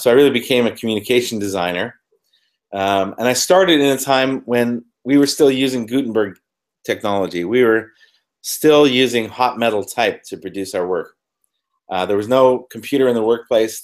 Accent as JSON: {"language": "English", "region": "Ontario", "country": "Canada", "tie": "born or raised there", "also_born_or_lived": "London", "moved": "as an adult", "said": "I was born in Canada, northern Canada, about 6 hours north of Toronto"}